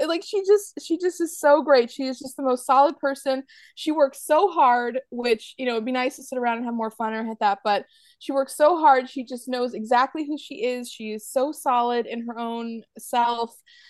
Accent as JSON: {"language": "English", "region": "New England", "country": "United States", "tie": "born or raised there", "lives_now": "North Carolina, United States", "said": "I have to say I feel very strongly about this because I grew up in New England, but then now I live in North Carolina, which is on the east coast of America, but kind of down south."}